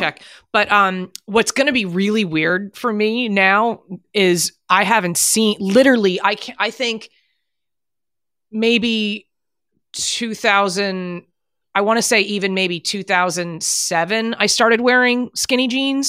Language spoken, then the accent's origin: English; New Jersey, United States; moved away as an adult; also born or lived in Manhattan, New York; when I was a kid growing up in New Jersey